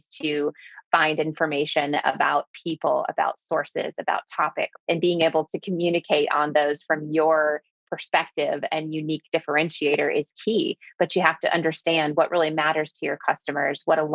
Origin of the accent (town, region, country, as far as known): Clearwater, Florida, United States